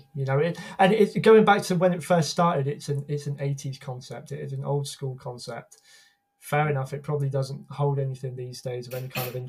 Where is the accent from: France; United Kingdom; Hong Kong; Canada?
United Kingdom; as a Brit